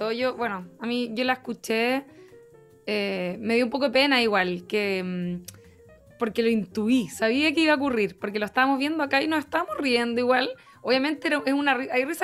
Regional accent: Rancagua, O'Higgins, Chile; Yo soy de Rancagua.

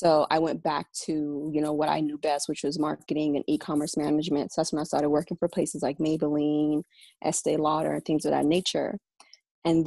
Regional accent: Washington, D.C. area, Maryland, United States; moved away as an adult; now in New York City, United States; So I was raised in Maryland. My mom and my dad are both of Nigerian descent, but we were raised in the Washington, D.C. area

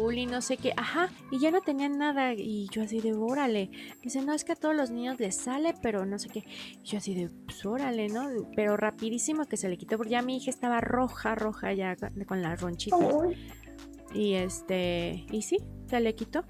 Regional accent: Mexico; como mexicano

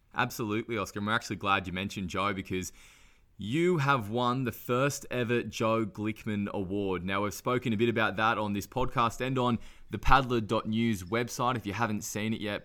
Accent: Newcastle, New South Wales, Australia; I'm from Newcastle, which is obviously a bit closer to Foster

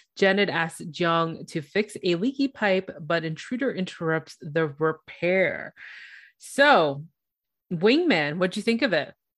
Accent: Toronto, Ontario, Canada; I'm from Toronto, Ontario

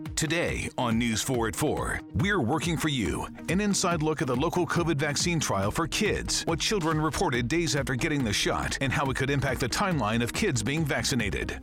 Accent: United States; I'm a black man growing up in America.

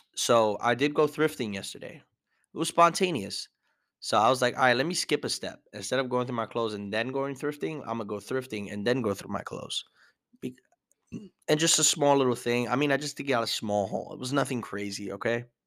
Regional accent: New York City, New York, United States

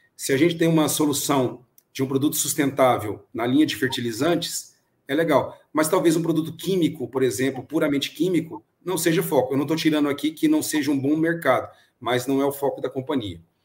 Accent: Brazil; como bom brasileiro

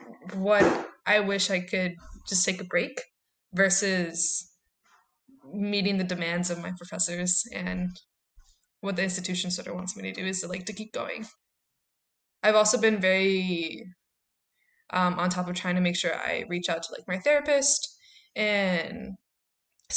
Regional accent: Chicago, Illinois, United States; I grew up in Southside, went to high school there

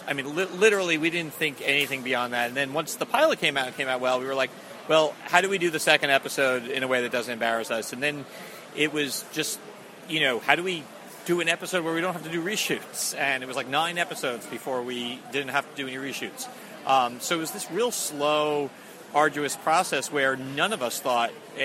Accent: Long Island, New York, United States; moved away as an adult; also born or lived in Boston; now in Los Angeles, United States; I grew up on Long Island, and I lived in Boston for 8 years before moving out to Los Angeles.

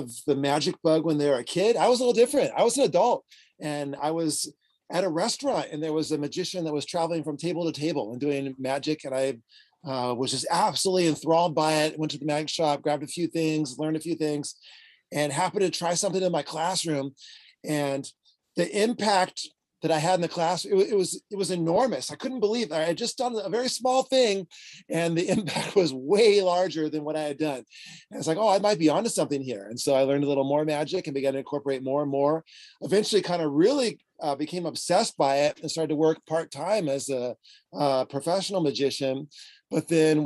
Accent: San Diego, California, United States; I am from San Diego, California

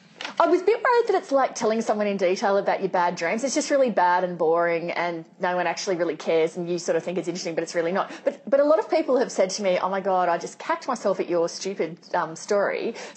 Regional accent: Sunshine Coast, Queensland, Australia; gay Asian boy growing up on the Sunshine Coast in Queensland in the sort of 80s and 90s, like, it would have been really hard

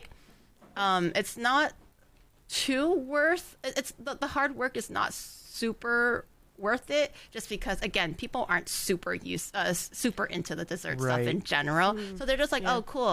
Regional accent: Canada; also born or lived in China; I was born in China. Even growing up after immigrating to Canada

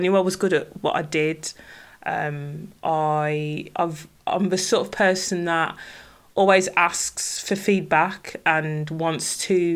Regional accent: Birmingham, West Midlands, United Kingdom; accent: Brummie; now in Derbyshire, United Kingdom; I'm originally from Birmingham, and any Brummies listening will hear my distinctive Brummie accent.

